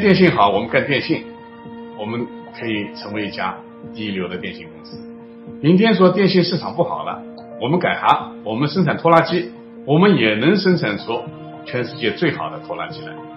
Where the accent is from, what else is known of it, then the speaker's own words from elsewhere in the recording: China; 我们中国人